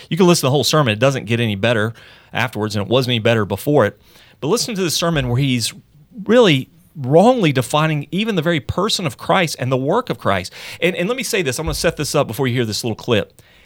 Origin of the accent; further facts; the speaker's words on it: Charlotte, North Carolina, United States; Elevation Church in my hometown, Charlotte